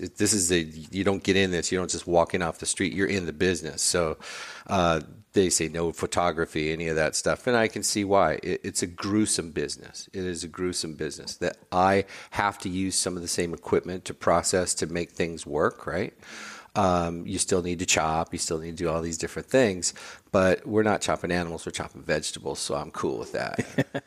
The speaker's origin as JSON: {"language": "English", "town": "Highland Park", "country": "United States", "tie": "born or raised there", "said": "I grew up in Highland Park. I was born a mile away from where our pop-up is"}